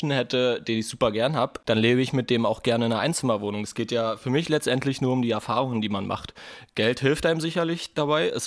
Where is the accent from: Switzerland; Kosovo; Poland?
Kosovo; now in Germany; ich komme auch aus einer Familie, also ich bin nicht in Deutschland geboren. Wir kamen damals 1999 als Kriegsflüchtlinge hier nach Deutschland aus dem Kosovo.